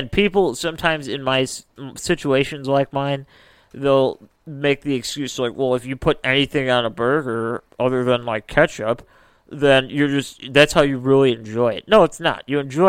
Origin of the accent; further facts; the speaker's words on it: Midwest, United States; that's our Midwestern opinion.